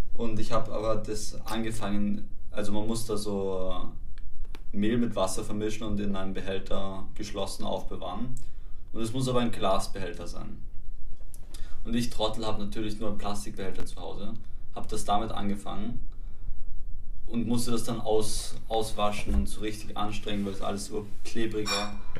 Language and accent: German; Vienna, Austria; Also ich bin in Wien geboren